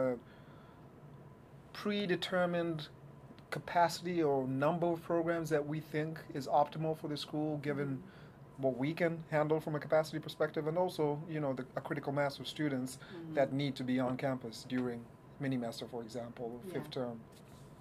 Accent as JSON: {"language": "English", "region": "Nairobi", "country": "Kenya", "tie": "born or raised there", "moved": "yes", "lives_now": "New York, United States", "said": "I am from Nairobi, Kenya, born and raised"}